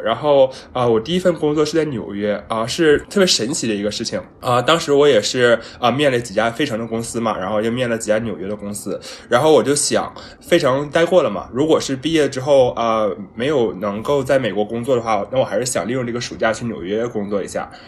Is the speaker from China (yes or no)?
yes; China; now in Philadelphia, United States; 我们都是中国人出来的嘛